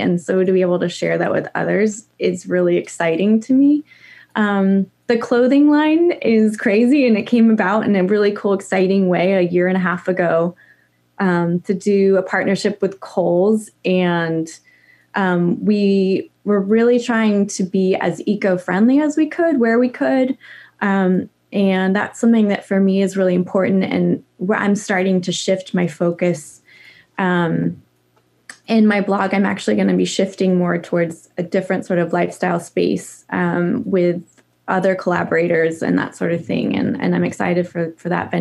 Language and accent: English; Idaho, United States; moved away as an adult; also born or lived in California / Montana / New York City; we moved from California to Montana and then Idaho because my dad was a ski bum and loved being outside. And so we grew up in the mountains